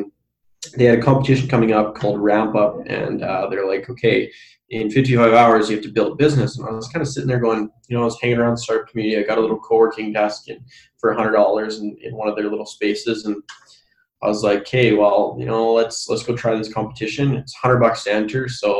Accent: Brandon, Manitoba, Canada; I've already got to about four companies in my hometown of Brandon

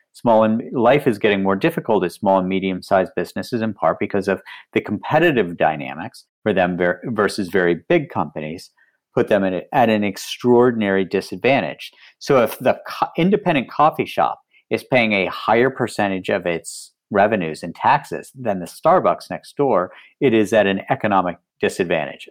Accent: West Virginia, United States; moved away; I grew up in West Virginia

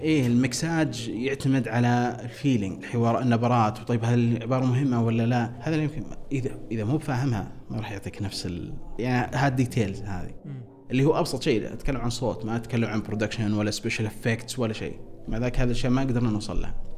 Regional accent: Riyadh, Riyadh Province, Saudi Arabia; born or raised there

